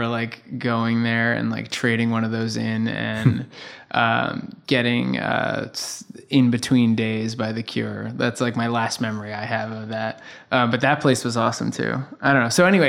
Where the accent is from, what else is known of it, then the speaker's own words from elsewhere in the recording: New York City, New York, United States; I grew up in the Bronx.